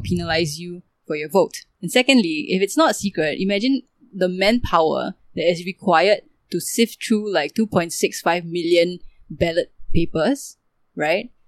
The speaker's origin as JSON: {"language": "English", "country": "Singapore", "said": "it's that sense of pride of being a Singaporean and, you know, being surrounded by other Singaporeans."}